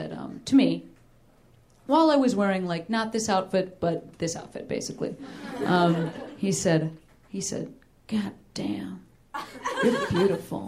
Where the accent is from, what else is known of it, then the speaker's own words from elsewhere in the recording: Chicago, Illinois, United States; Lincoln Hall in Chicago, and that is my hometown.